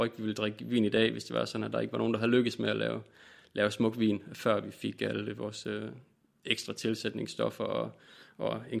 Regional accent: Vejle, Southern Denmark, Denmark; Jeg kommer fra Vejle.

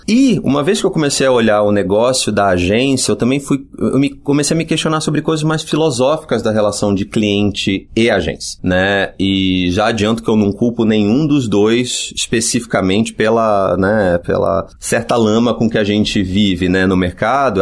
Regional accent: Rio de Janeiro, Brazil; Eu sou do Rio e fiz publicidade na ECO

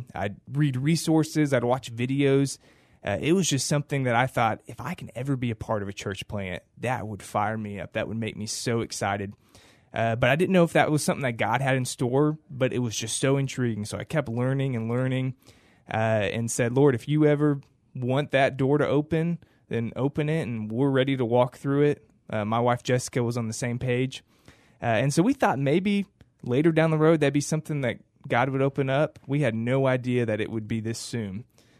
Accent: Cibolo, Texas, United States; I grew up in the Shirt-Cibolo area until high school, moved off, got married, worked a couple different churches

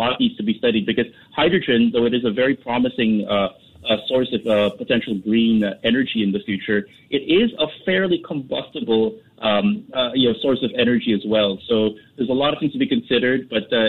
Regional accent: Manila, Metro Manila, Philippines; when I was growing up in Manila

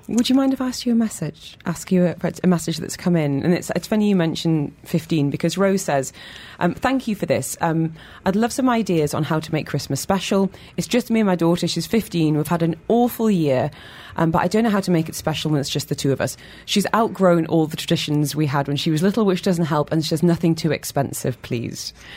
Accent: Newcastle upon Tyne, North East England, United Kingdom; now in London, United Kingdom; to Newcastle where I'm from

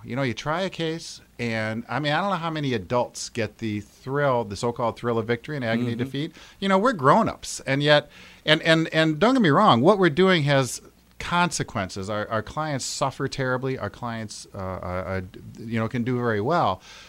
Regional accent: Grand Rapids, Michigan, United States; also born or lived in Detroit; Well, I was actually born in Detroit, but I grew up in Grand Rapids. I've been here since I was like 2 years old or something.

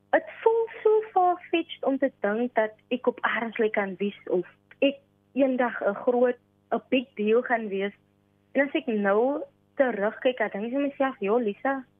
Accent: Kraaifontein, Western Cape, South Africa; Ek is van Kraaifontein, woon en reis in Kraaifontein en ek woon tans nog steeds hier.

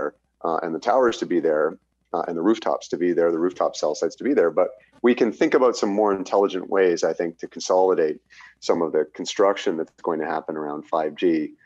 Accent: Canada; as a Canadian consumer

